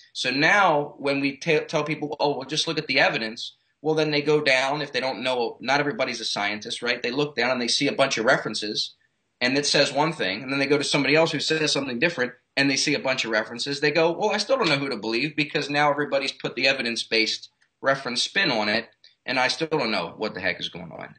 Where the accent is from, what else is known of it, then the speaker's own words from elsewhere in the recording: Baltimore, Maryland, United States; moved away as an adult; now in South Florida, United States; I'm originally from Baltimore, Maryland.